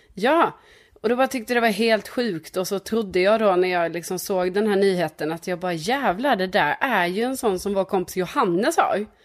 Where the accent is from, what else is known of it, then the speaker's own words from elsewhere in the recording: Lund, Skåne, Sweden; på den gatan där jag är uppvuxen